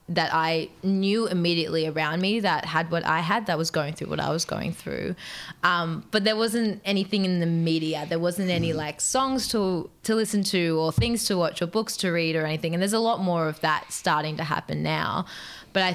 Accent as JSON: {"language": "English", "town": "Newcastle upon Tyne", "region": "North East England", "country": "United Kingdom", "tie": "born or raised there", "said": "Newcastle, which is my hometown where I'm from"}